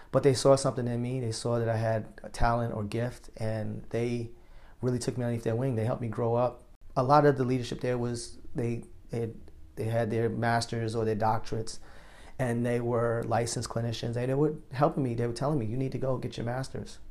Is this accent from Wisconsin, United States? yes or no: no; New York, United States; moved away as an adult; also born or lived in Chicago; growing up in New York